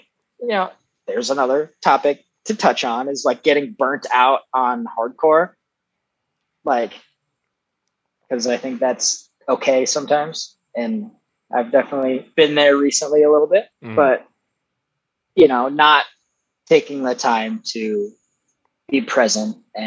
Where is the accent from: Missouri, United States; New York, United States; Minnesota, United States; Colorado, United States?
Minnesota, United States; Foley; I'm from this little town called Foley, Minnesota